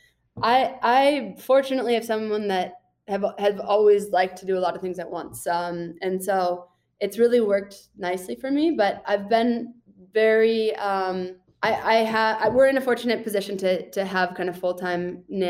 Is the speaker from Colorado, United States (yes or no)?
yes; Boulder, Colorado, United States; also born or lived in Austin, Texas; now in Tucson, United States; I grew up in Boulder, Colorado